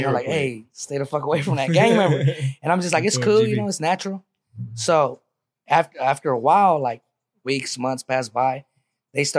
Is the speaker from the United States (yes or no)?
yes; Merced, California, United States; born or raised there